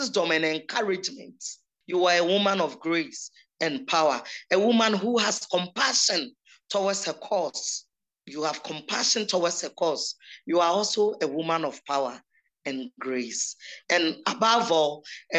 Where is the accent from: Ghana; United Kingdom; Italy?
Ghana; Kibi, Eastern Region; now in Kumasi, Ghana; In my hometown in Kibi, you see, growing up